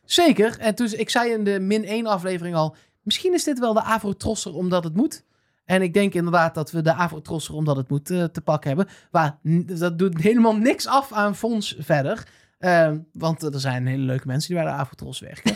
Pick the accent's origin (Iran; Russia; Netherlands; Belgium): Netherlands; North Brabant; als Brabander